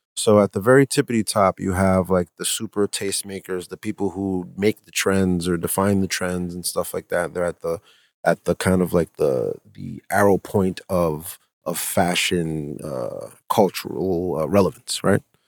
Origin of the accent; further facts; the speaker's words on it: Providence, Rhode Island, United States; growing up in Providence